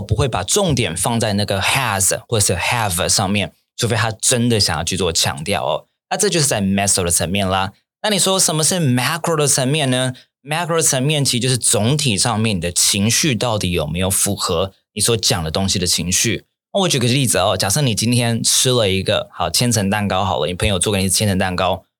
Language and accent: Chinese; Taiwan; also born or lived in Japan; 因为我是台湾人嘛